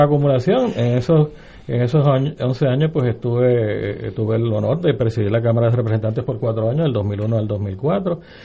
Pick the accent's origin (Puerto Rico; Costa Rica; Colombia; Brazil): Puerto Rico; los cuatro que estamos en esta mesa somos puertorriqueños